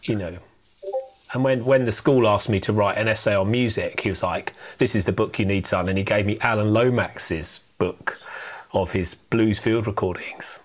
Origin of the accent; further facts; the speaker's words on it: United Kingdom; We are British.